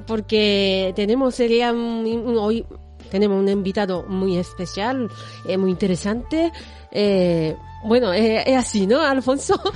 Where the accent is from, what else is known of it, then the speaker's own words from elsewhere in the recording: Japan; yo soy de Japón